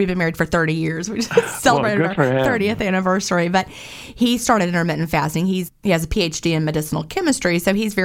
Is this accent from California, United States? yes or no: no; near Lynchburg, Appalachian region of Virginia, United States; now in Georgia, United States; I grew up in the Appalachian region of Virginia near like Bedford County, Lynchburg area, Peaks of Otter